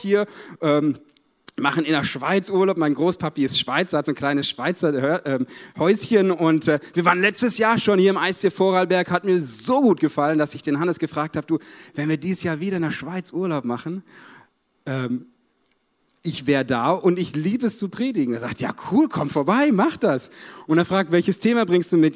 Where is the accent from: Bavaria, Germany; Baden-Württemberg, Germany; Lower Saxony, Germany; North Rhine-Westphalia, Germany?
North Rhine-Westphalia, Germany; Paderborn; Ich komme aus Paderborn, so siebeneinhalb Stunden Autofahrt hierhin.